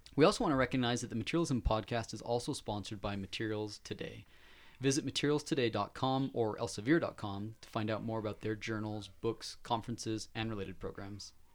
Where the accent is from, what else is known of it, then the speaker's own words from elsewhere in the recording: Layton, Utah, United States; That's right where I grew up. I was in Layton